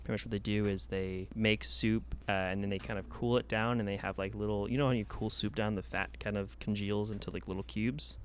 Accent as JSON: {"language": "English", "town": "Los Angeles", "region": "California", "country": "United States", "tie": "born or raised there", "said": "born and raised in Los Angeles"}